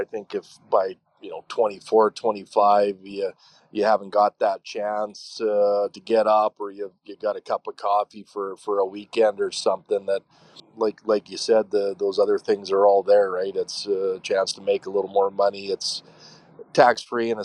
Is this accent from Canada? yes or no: yes; Medicine Hat, Alberta, Canada; I grew up in Medicine Hat